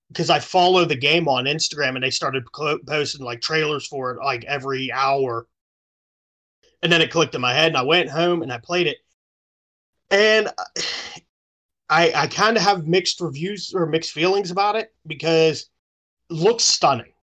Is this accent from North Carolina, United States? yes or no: no; Pittsburgh, Pennsylvania, United States; I live in, I, I'm from Pittsburgh. We bleed black and yellow.